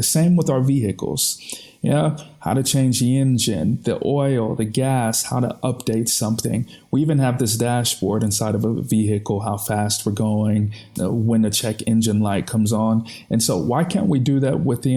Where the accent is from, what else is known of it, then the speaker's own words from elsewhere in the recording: United States; moved away as an adult; now in Austria; as an American